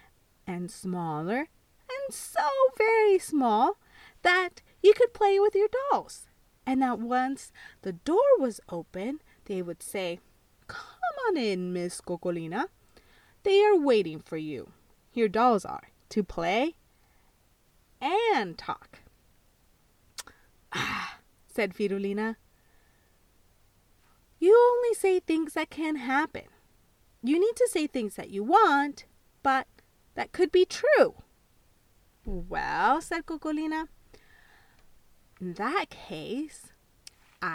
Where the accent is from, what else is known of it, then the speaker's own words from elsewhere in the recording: El Salvador; I was born in El Salvador